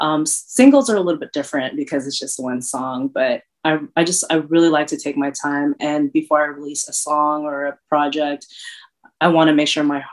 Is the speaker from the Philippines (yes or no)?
yes; Philippines; definitely has the island feel because I'm from the Philippines. It definitely has the Bay Area feel.